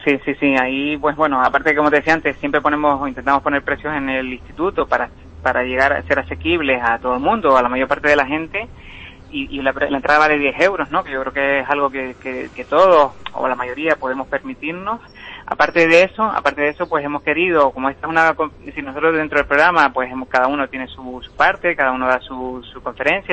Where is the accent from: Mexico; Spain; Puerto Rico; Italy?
Spain; Teror, Canary Islands; yo le tengo un cariño muy especial a Terror, ¿no? Porque es donde pasé mi infancia y mi, y mi adolescencia.